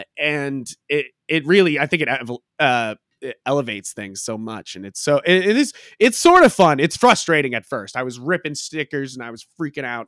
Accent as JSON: {"language": "English", "town": "Hampton Beach", "region": "New Hampshire", "country": "United States", "tie": "born or raised there", "also_born_or_lived": "Boston, Massachusetts", "moved": "as an adult", "lives_now": "Haverhill, United States", "said": "I was born and raised in New Hampshire, uh, Hampton Beach"}